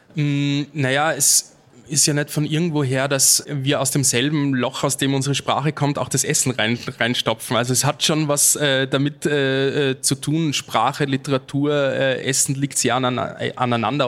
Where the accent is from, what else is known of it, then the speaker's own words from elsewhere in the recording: Austria; als Österreicher